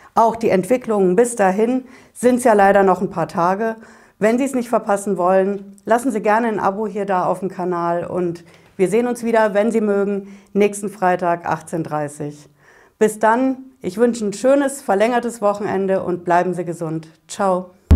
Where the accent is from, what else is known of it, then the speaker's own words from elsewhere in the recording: Frankfurt am Main, Hesse, Germany; Bei uns in Frankfurt auf der Hanauer Landstraße